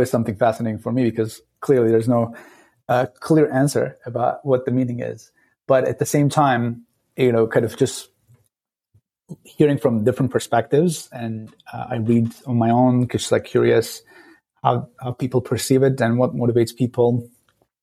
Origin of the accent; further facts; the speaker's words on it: Istanbul, Turkey; moved away as an adult; now in San Francisco Bay Area, United States; I grew up in Turkey, in Istanbul, a crazy town of 18 million people